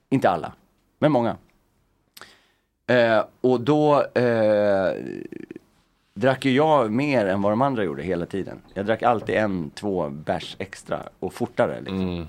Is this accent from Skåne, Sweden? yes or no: no; Stockholm, Stockholm County, Sweden; jag är uppväxt i Örnsberg.